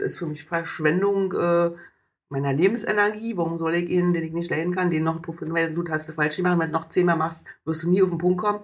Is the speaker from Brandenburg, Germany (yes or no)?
yes; Oranienburg, Brandenburg, Germany; alle meine Plätze meiner Jugend und meiner Kindheit in Oranienburg sind weg